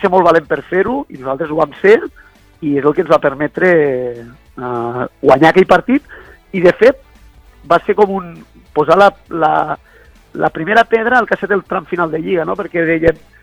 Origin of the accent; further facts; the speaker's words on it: Balaguer, Catalonia, Spain; som els dos de Balaguer i ens coneixíem ja de molts anys